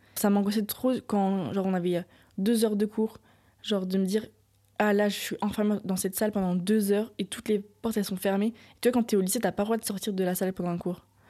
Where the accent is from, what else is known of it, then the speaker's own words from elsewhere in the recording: Nantes, Pays de la Loire, France; j'ai grandi à Nantes